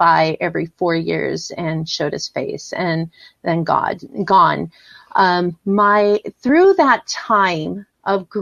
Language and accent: English; San Diego, California, United States; grew up and born and raised in San Diego, California